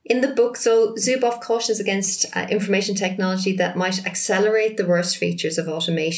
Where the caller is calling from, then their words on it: rural Northamptonshire, East Midlands, United Kingdom; calling from rural Northamptonshire in England.